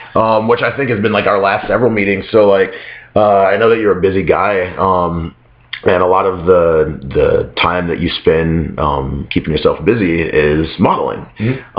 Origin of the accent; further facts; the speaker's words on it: Las Vegas, Nevada, United States; moved away as an adult; now in Chicago, United States; it's not so much that I'm from a small town because I grew up in Las Vegas.